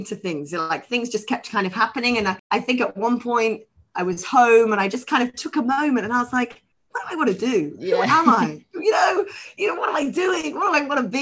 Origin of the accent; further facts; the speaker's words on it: Nottingham, East Midlands, United Kingdom; moved away as an adult; also born or lived in Egham, Surrey; now in Hong Kong; I grew up in Nottingham. In the UK, and was there until I then went down to Egham, down to university in Surrey